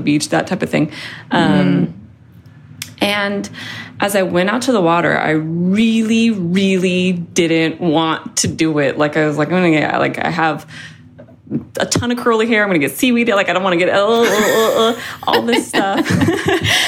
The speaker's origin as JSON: {"language": "English", "town": "Seattle", "region": "Washington", "country": "United States", "moved": "yes", "said": "I'm from Seattle"}